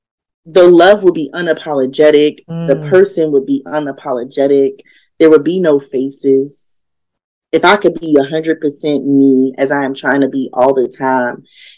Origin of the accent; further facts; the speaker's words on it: Yonkers, New York, United States; I grew up in Yonkers